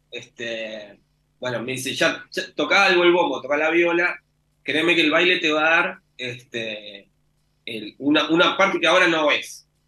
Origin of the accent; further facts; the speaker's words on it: Argentina; somos todos argentinos